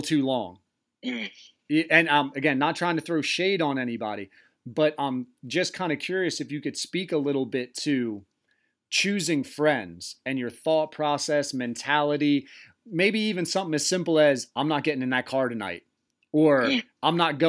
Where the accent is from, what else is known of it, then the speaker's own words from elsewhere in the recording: trailer park across from Cool Springs, near Belltown, Delaware, United States; I grew up in a trailer park right across from Cool Springs. It butted up to Belltown. It was Tall Pines